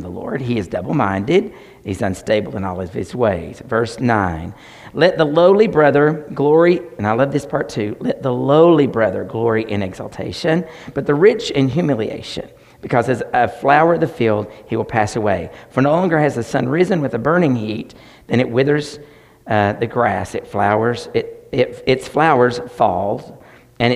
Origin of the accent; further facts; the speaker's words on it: Tennessee, United States; I'm from Tennessee